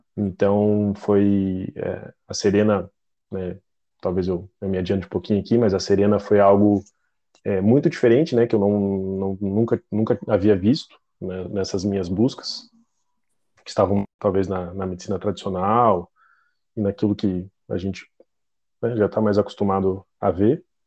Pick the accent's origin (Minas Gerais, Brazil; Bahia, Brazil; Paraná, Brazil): Paraná, Brazil; Curitiba; sou de Curitiba